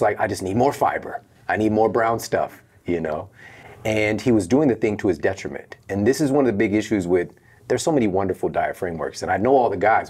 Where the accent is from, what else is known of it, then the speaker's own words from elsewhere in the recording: St. Louis, Missouri, United States; moved away; I'm from Saint Louis